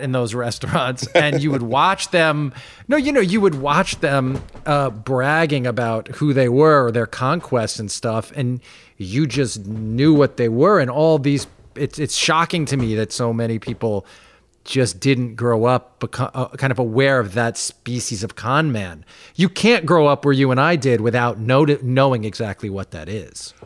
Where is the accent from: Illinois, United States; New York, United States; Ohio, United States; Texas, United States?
New York, United States; Roslyn; I'm from Roslyn, so, like, I mean, we grew up twelve minutes from each other